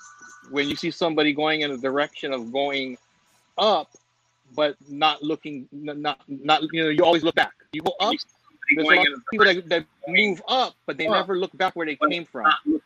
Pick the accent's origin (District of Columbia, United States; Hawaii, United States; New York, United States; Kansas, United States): Hawaii, United States; So Tito knows what I'm talking about, and just growing up in Hawaii and what it takes just to survive and keep your head above water.